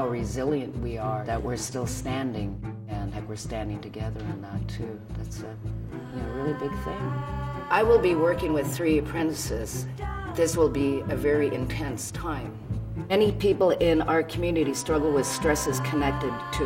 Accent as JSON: {"language": "English", "area": "Haida and Coast Salish Nation, west coast of BC", "region": "British Columbia", "country": "Canada", "said": "I'm from the Haida and Coast Salish Nation on the west coast of BC."}